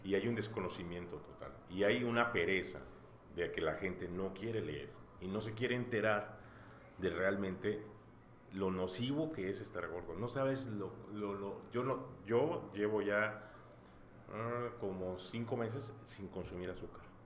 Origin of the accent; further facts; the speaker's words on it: Mexico; Como buen mexicano